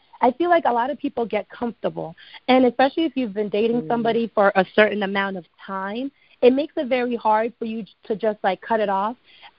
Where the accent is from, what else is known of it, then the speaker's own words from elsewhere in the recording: New Jersey, United States; also born or lived in Ghana; now in Atlanta, United States; What's so interesting about me? I'm from Jersey. I currently live in Atlanta, straight from Ghana.